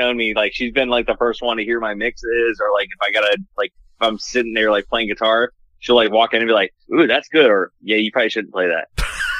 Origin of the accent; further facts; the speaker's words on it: Harrisonburg, Virginia, United States; moved away; So I grew up in Virginia